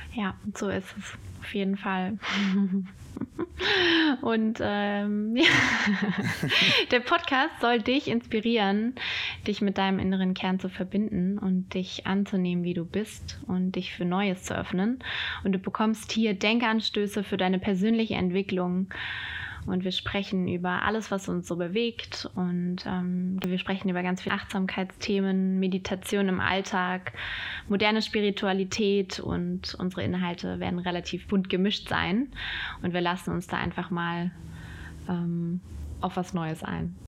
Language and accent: German; Hesse, Germany; now in Düsseldorf, Germany; lebe in Düsseldorf. Und ursprünglich bin ich aus Hessen.